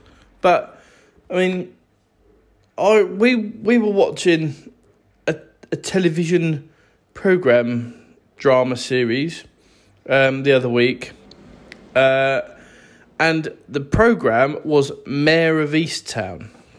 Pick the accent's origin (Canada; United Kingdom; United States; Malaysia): United Kingdom; We're British people, or we're English, Irish, Scottish, or Welsh.